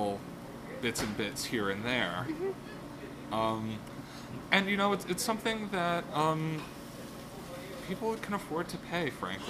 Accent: New York City, New York, United States; I grew up in Park Slope

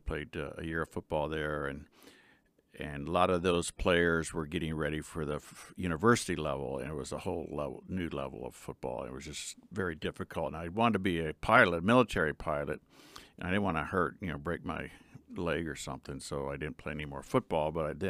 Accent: Phoenix, Arizona, United States; they moved to Arizona to Phoenix, where I was born in 53. And I was raised in Arizona with my brothers and sisters. I went to a Catholic high school, small Catholic high school

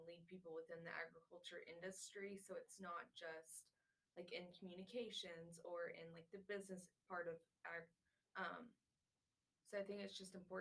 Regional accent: Lubbock, Texas, United States; I'm from good old Lubbock, Texas

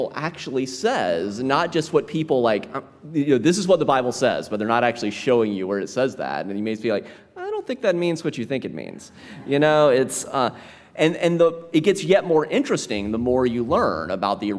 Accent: South Carolina, United States; I was raised Southern Baptist in South Carolina

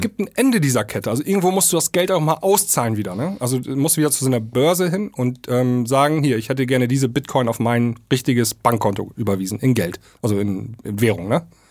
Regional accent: East Frisia, Lower Saxony, Germany; hier oben bei uns in Ostfriesland

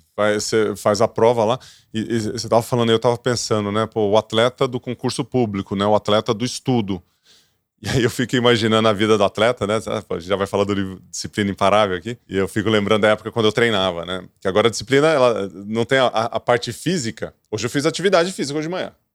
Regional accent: Ituverava, São Paulo, Brazil; eu sou do interior, viu, Gabriel? Então, tu me acha meio esquisito que eu sou do interior, sou de Tuverava

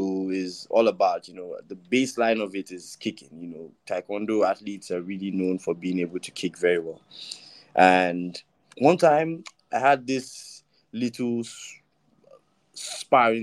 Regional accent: Delta, Nigeria; also born or lived in Ogun State; I'm from Delta.

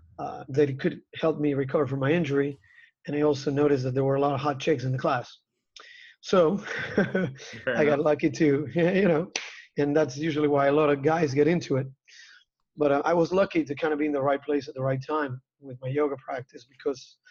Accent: Argentina; I was a young kid growing up in Argentina

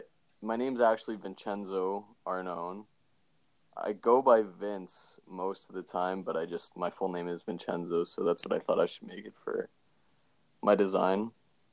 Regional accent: Brampton, Ontario, Canada; I grew up in Brampton, Ontario.

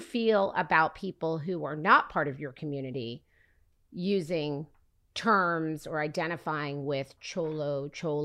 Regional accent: Oklahoma, United States; now in Los Angeles, United States; I didn't grow up here in LA. I grew up in Oklahoma

